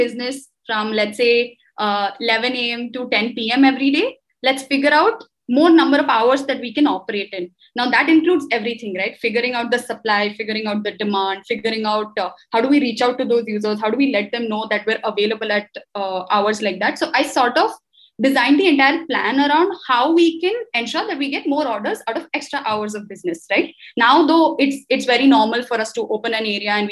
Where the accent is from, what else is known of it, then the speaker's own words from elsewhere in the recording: Hyderabad, Telangana, India; I'm from Hyderabad, so I've primarily lived in South